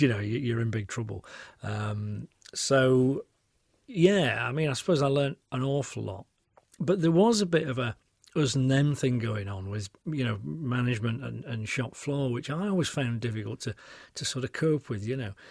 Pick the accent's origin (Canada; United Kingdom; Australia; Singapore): United Kingdom; Yorkshire and the Humber; moved away as an adult; now in Cotswolds, United Kingdom; I'm famously a Yorkshireman